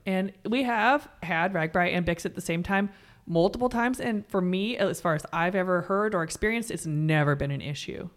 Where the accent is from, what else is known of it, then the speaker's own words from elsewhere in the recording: Coralville, Iowa, United States; my hometown